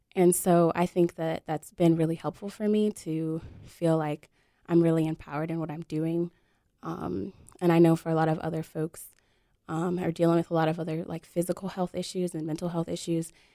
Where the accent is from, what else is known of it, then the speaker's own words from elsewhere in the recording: Detroit, Michigan, United States; now in North Carolina, United States; I grew up in Detroit, Michigan, which is really not like the rest of Michigan. And But I was, I was born in, um, North Carolina and I live here now.